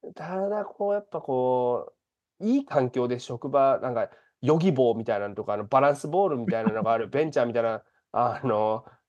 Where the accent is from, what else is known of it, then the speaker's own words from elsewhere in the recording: Japan; moved away as an adult; now in Chicago, United States; 日本で生まれ育っている